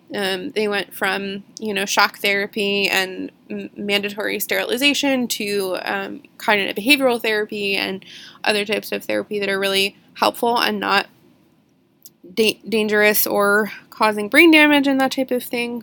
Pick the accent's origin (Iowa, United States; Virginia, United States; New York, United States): Virginia, United States; Lexington; Poorhouse Road Tunnel in Lexington, which is my hometown